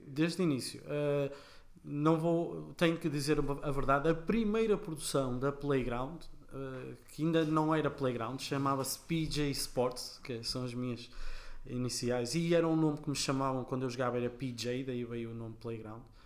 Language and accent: Portuguese; Portugal; sendo portugueses